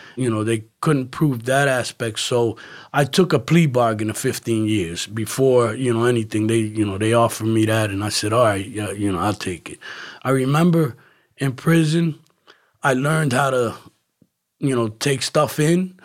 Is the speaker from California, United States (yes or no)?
no; Camden, New Jersey, United States; moved away as an adult; also born or lived in Philadelphia; now in Florida, United States; I'm originally from New Jersey, uh, city called Camden, okay, uh, Camden County. right across Philadelphia